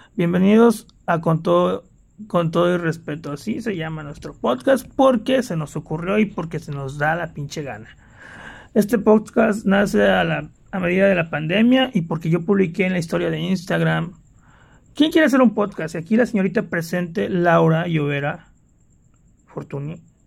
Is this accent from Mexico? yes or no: yes; Poza Rica, Veracruz, Mexico; moved away